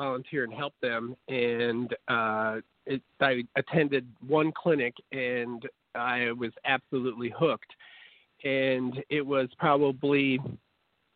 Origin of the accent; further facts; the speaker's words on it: Wisconsin, United States; moved away as an adult; also born or lived in Mississippi State / Atlanta; Well, I grew up in Wisconsin